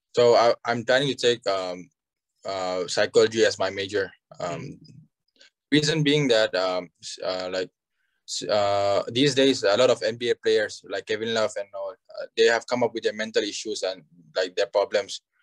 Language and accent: English; Aizawl, Mizoram, India; I'm from uh, Aizawl, Mizoram